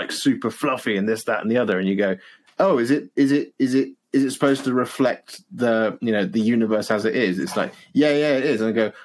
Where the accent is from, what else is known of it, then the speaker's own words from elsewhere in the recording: West Country, South West England, United Kingdom; I hail from the West Country. I grew up as a country bumpkin